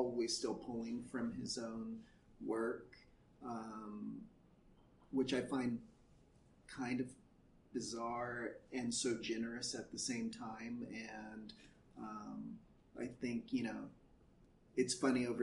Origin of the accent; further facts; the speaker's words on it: Central Valley, California, United States; also born or lived in Chicago, Illinois; I grew up in the Central Valley